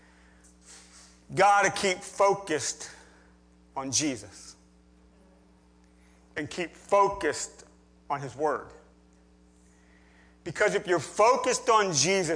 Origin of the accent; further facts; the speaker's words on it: near Gettysburg, Pennsylvania, United States; I grew up near Gettysburg, Pennsylvania